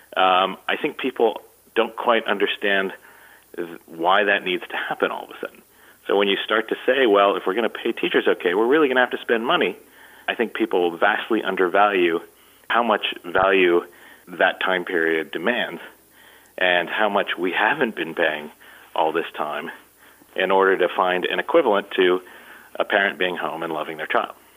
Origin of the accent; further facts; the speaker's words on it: Columbus, Ohio, United States; my hometown, uh, which is Columbus, Ohio